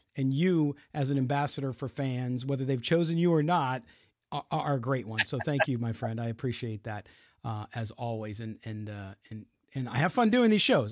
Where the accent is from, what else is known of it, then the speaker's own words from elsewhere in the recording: San Diego, California, United States; I grew up in San Diego